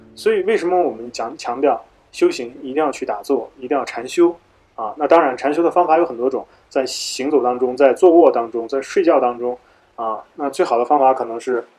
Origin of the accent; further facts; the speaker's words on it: northern China, China; moved away; 以前我是北方人